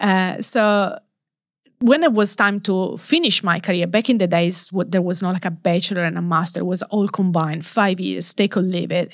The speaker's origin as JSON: {"language": "English", "town": "Turin", "region": "Piedmont", "country": "Italy", "second_language": "English", "moved": "yes", "said": "home country. So, Turi in the northwest of Italy"}